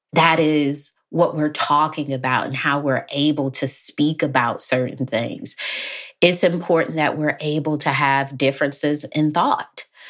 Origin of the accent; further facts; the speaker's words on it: Detroit, Michigan, United States; I grew up in Detroit